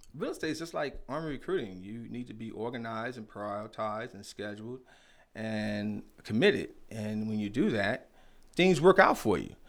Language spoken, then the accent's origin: English; New York City, New York, United States; moved away as an adult; also born or lived in Norfolk, Virginia / Queens Village, New York / Fort Huachuca, Arizona; now in Arizona, United States; I was born in Norfolk, raised out there in, Bedford Stuyvesant